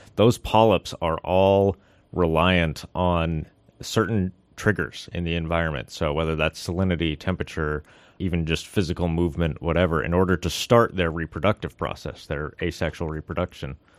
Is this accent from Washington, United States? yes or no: yes; Seattle, Washington, United States; moved away as an adult; also born or lived in Puget Sound; now in Sitka, United States; I'm originally from Washington, uh, the Seattle area